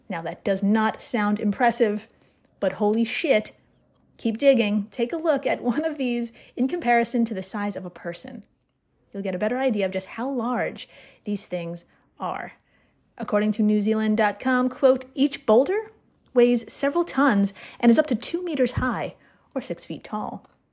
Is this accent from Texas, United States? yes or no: no; Brooklyn, New York, United States; I'm from Brooklyn